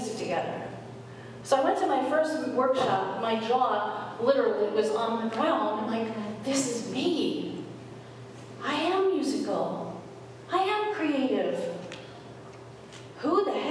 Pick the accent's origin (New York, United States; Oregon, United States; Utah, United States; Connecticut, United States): New York, United States; I grew up in New York, and I went to acting school in American Academy of Dramatic Arts